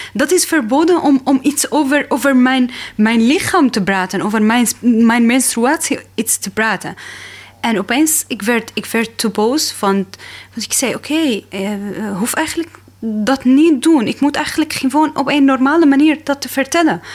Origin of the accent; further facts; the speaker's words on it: Damascus, Damascus Governorate, Syria; Dutch is a second language; moved away as an adult; now in Netherlands; Ik kom uit Syrië. Ik ben geboren in Damascus, de hoofdstad in Syrië met een leuke familie.